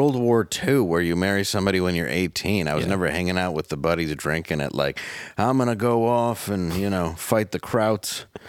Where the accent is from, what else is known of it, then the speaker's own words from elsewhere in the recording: Michigan, United States; my home state of Michigan.